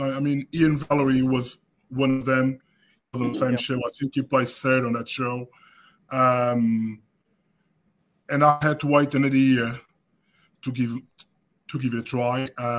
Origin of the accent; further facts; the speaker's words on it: Portugal; moved away as an adult; now in United Kingdom; I moved from Portugal to the UK when I was 26.